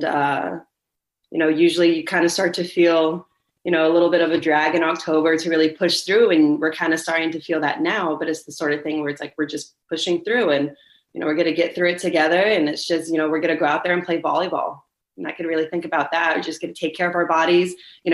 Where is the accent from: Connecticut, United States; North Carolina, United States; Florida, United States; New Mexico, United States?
Florida, United States; Oviedo; also born or lived in Orlando; I would like to be able to stay in my hometown.